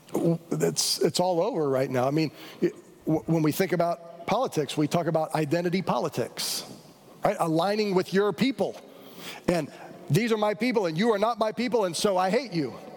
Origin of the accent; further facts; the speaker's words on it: United States; grew up as an American in the 60s and 70s and 80s during the Cold War